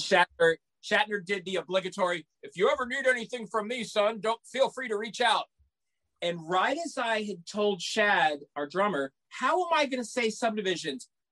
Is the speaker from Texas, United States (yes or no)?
yes; San Antonio, Texas, United States; Growing up in San Antonio, Texas, we had a very influential radio station